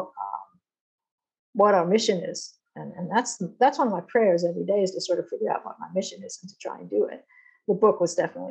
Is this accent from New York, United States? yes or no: yes; Long Island, New York, United States; moved away as an adult; also born or lived in Massachusetts; now in Israel; I grew up in Long Island, and I went to study in Massachusetts